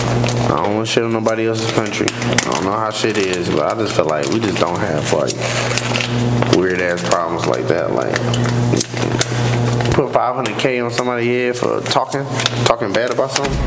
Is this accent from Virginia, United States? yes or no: no; St. Louis, Missouri, United States; born or raised there; now in Las Vegas, United States